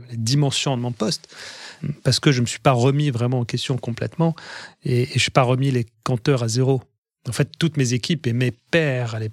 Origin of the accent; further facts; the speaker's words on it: France; en tant que Français, c'est vrai qu'on a un, avantage. Il l'image de la France, l'histoire de la France, la culture française nous ouvre beaucoup de portes.